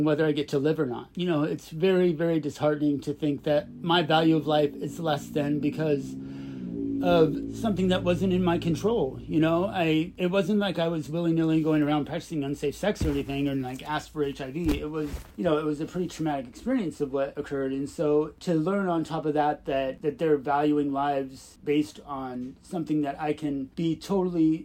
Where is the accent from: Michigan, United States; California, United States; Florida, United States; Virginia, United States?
California, United States; Barstow; growing up in Barstow